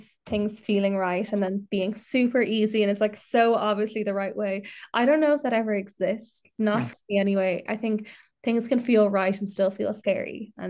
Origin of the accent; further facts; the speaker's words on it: Ireland; And I think that is a real special part of being Irish or living in Ireland, is that we do take that part with us wherever we go. We take the pride, we take the gal shorts, we take the shy talk, we take the Irish.